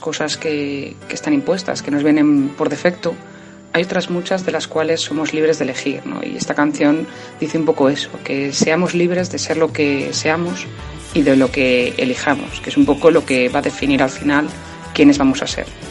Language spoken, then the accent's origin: Spanish; Burgos, Castile and León, Spain; es de, de Burgos y es la ciudad donde yo nací